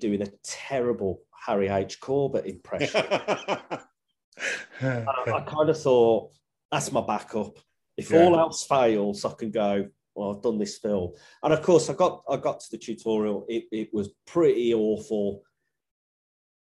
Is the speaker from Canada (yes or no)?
no; Birmingham, West Midlands, United Kingdom; accent: Brummie